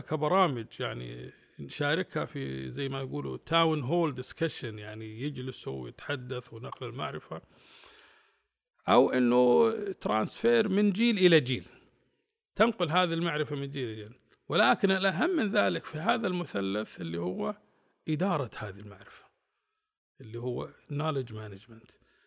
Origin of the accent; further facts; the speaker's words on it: Saudi Arabia; كنت أنا الوحيد من السعودية